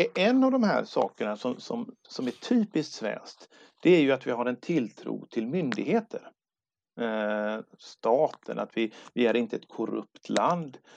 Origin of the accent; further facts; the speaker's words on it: Sweden; also born or lived in Gothenburg; jag är svensk, jag är stolt, jag är glad att jag är född i Sverige